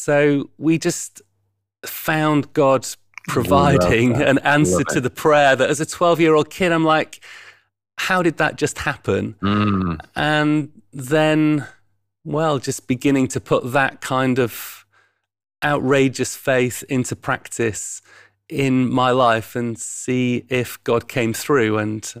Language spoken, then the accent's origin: English; Yorkshire and the Humber, United Kingdom; Well, yeah, I'm a Yorkshireman. So born over in East Yorkshire near Hull and lived and grew up there.